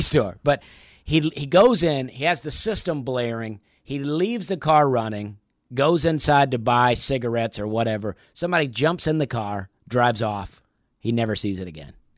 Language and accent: English; Opelika, Alabama, United States; moved away as an adult; also born or lived in Charleston, South Carolina; I grew up in Opelika, and my parents almost never traveled